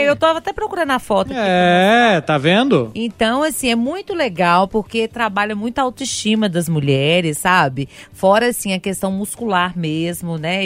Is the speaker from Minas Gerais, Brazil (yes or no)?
yes; Sabará, Minas Gerais, Brazil; Eu venho de Sabará mesmo